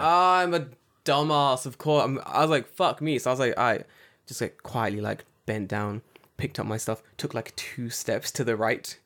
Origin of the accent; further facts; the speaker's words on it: London, United Kingdom; now in Japan; we're from London